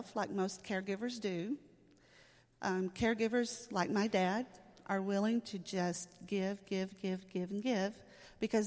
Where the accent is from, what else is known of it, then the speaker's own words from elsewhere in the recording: Pittsburgh, Texas, United States; In Camp County, I grew up in Pittsburgh, Texas